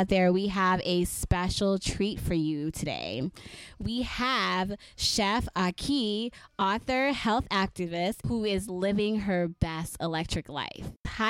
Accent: Saint Kitts, St. Kitts & Nevis; Two of us here, we're from the islands. I'm from St. Kitts. Growing up, you know, I spent, I guess, maybe 11 years of my life in St. Kitts.

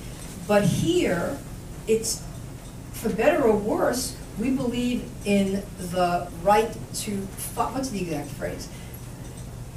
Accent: United States; As an American

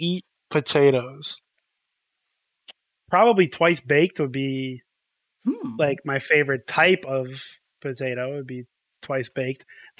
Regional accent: United States; I'm American.

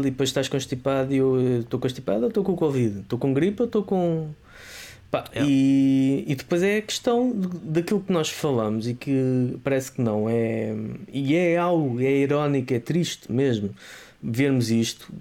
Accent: Azambuja, Lisbon, Portugal; onde eu cresci, a zona da Zambuja, a linha da Zambuja

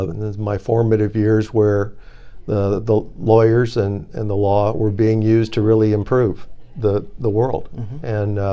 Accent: Washington, District of Columbia, United States; So it turns out I grew up a lot in Washington, D.C. My parents are dad was in the military

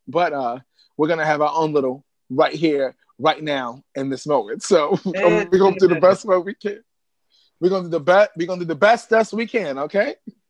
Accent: New York City, New York, United States; also born or lived in Bronx, New York; I'm from Harlem, New York. I moved to the Bronx recently, but I'm in Atlanta right now.

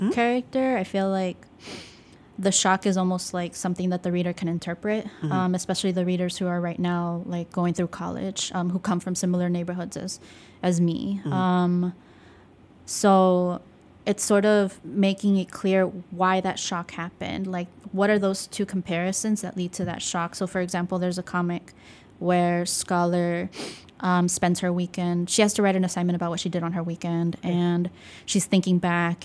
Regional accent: Dallas, Texas, United States; now in Chicago, United States; my life growing up in Texas.

